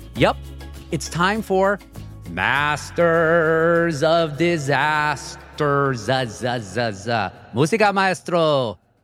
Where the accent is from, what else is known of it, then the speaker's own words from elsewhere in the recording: Southern California, United States; I am from Southern California